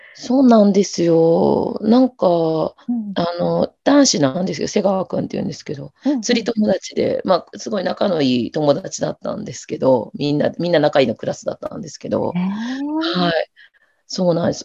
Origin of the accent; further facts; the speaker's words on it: Sapporo, Hokkaido, Japan; also born or lived in Ehime / Finland; 札幌出身で、えっ、ー、と、愛媛と札幌行ったり来たりしながら、ものづくりをしています